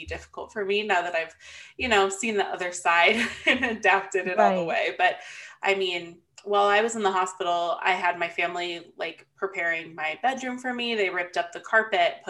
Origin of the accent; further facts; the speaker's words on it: Phoenix, Arizona, United States; also born or lived in California / Gilbert, Arizona; I've lived in the Phoenix area my whole life. Basically, I was born in California, but I only spent a couple weeks there before my parents moved.